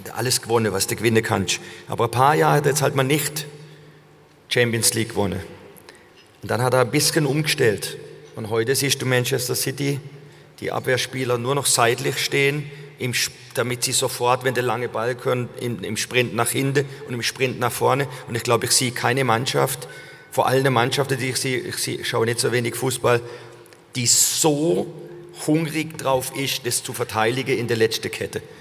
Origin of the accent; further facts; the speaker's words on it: Germany; dass ich ein Deutscher bin